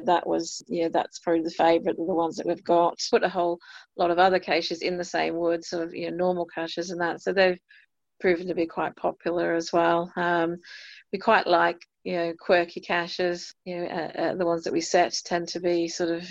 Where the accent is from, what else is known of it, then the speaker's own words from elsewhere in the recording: Australia; now in United Kingdom; being an Australian